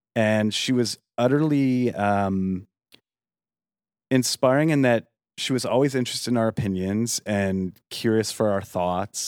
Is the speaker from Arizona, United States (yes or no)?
yes; Yuma, Arizona, United States; moved away as an adult; also born or lived in upstate New York; kind of raised in Arizona in a little town called Yuma